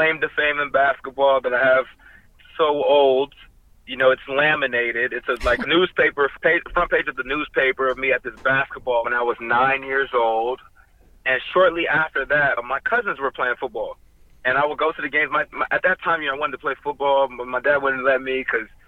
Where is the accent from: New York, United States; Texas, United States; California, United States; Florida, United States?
California, United States; Ontario; now in Los Angeles, United States; I'm from Southern California, a suburb outside of L.A. called Ontario.